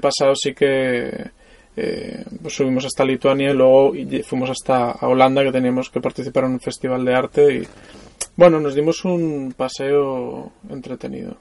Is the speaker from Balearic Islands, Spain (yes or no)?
yes; Mallorca, Balearic Islands, Spain; moved away as an adult; also born or lived in Barcelona; yo soy mallorquín